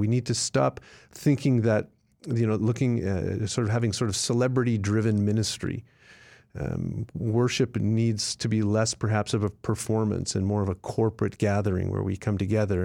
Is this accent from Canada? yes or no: yes; Canada; now in United States; I'm a Canadian